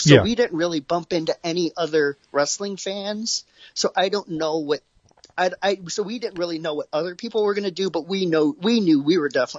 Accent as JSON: {"language": "English", "town": "Detroit", "region": "Michigan", "country": "United States", "tie": "born or raised there", "said": "23 was neat to go to because it was obviously my hometown."}